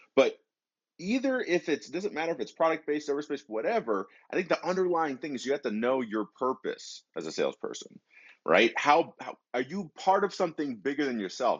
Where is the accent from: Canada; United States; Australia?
United States; Detroit, Michigan; moved away; they were from Detroit like me. I'm originally from Michigan